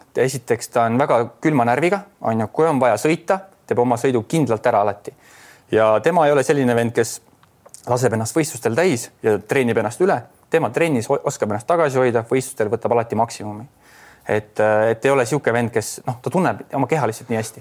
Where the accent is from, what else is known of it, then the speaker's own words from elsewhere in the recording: Adavere, Jõgeva County, Estonia; oleme ikkagi Adaverest tulnud koos